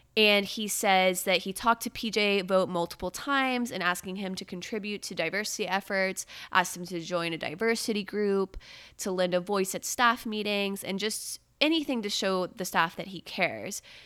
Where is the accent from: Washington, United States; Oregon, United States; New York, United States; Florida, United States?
Florida, United States; Brevard County; I'm from Countdown County, three two one, Space Coast, Kennedy Space Center